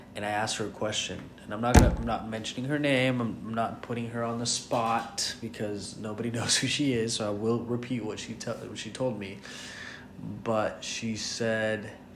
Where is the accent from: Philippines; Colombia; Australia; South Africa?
Colombia; English is a second language; now in United States; when you grow up in Colombia, you're just another Colombian, and then when you move to the States